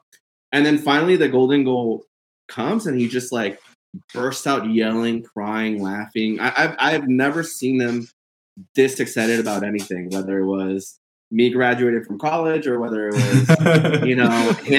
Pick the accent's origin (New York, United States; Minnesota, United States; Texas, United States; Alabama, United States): Texas, United States; Hidalgo; I grew up in Hidalgo.